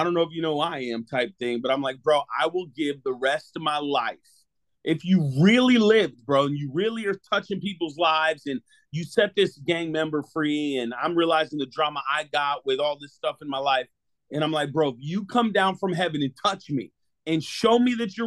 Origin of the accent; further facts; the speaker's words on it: Connecticut, United States; now in Clearwater, United States; I was born and raised in Connecticut.